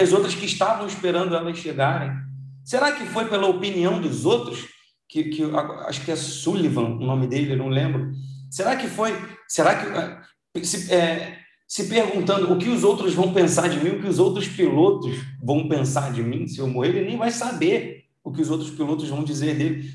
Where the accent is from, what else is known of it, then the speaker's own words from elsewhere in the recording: Brazil; a gente nasceu no Brasil